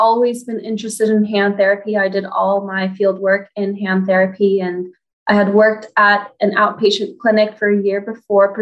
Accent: Los Angeles, California, United States; I'm from Los Angeles, California, and I did all my OT schooling at USC.

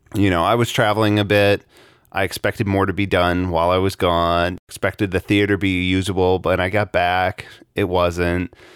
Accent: Chicago, Illinois, United States; I grew up in Chicago during the Bulls championship era

